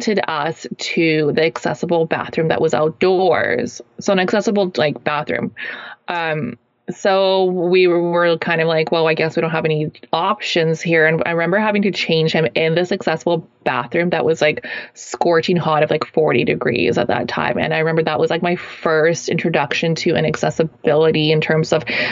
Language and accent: English; Kelowna, British Columbia, Canada; moved away; my hometown, Kelowna, British Columbia, Canada here